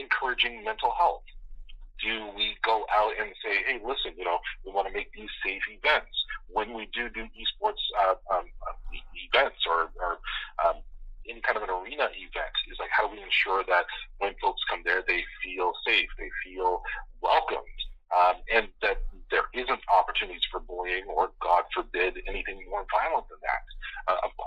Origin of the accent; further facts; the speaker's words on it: the Maritimes, Canada; I grew up in Maritime, so for me it was CBC, ATV, CTV, and when the weather was bad, whatever we could get out of Bangor, Maine